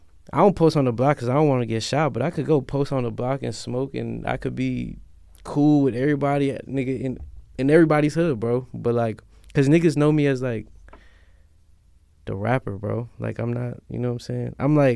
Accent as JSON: {"language": "English", "town": "Silver Spring", "region": "Maryland", "country": "United States", "said": "I'm from Silver Spring."}